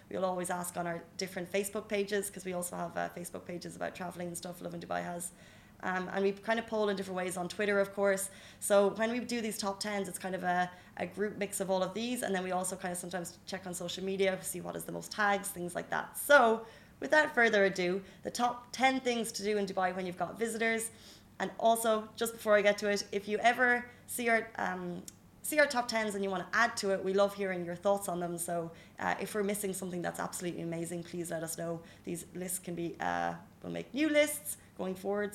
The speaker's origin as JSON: {"language": "English", "country": "Ireland", "moved": "yes", "lives_now": "UAE", "said": "we're Irish"}